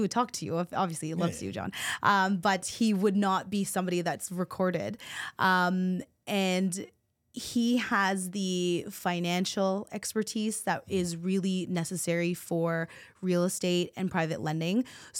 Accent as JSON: {"language": "English", "country": "Philippines", "said": "My mom is a nurse. I'm Filipino, so, you know, I was forced that way."}